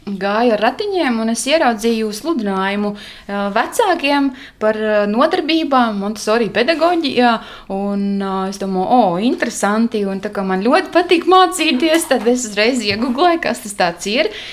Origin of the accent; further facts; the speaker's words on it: Kārsava, Latgale, Latvia; now in Mārupe, Latvia; es esmu no Latgales. Esmu dzimusi un augusi Kārsavā.